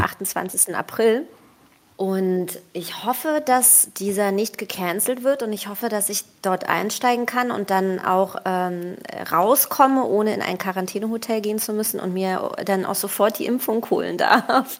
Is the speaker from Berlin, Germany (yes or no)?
yes; Berlin, Germany; also born or lived in Tel Aviv, Israel; Berlin ist cool, ist meine Heimat und so. Ich bin ja aufgewachsen